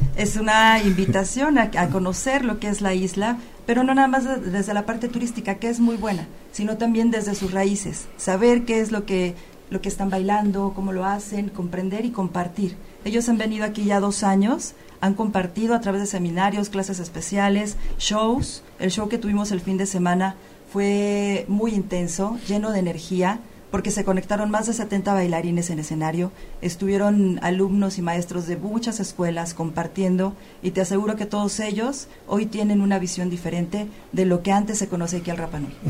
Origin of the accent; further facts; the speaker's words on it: Mexico; nos los compartió a nosotros como mexicanos